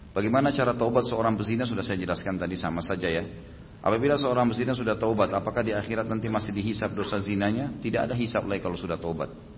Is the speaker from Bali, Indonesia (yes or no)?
no; Makassar, South Sulawesi, Indonesia; saya waktu itu lahir di kota Makassar